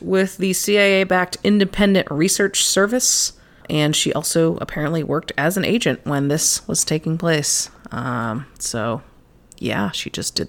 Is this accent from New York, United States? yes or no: no; Texas, United States; I'm from Texas.